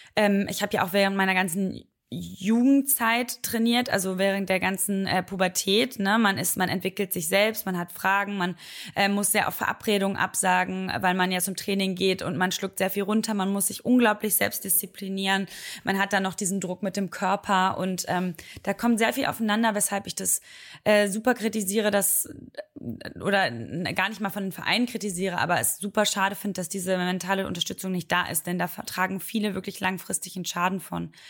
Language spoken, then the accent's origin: German; Oberhausen, North Rhine-Westphalia, Germany; so heißt das bei uns in Oberhausen